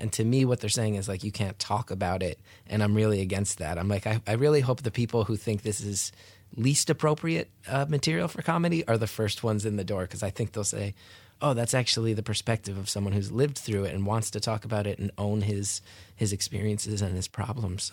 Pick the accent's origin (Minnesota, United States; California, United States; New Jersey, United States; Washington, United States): New Jersey, United States; I grew up in North Jersey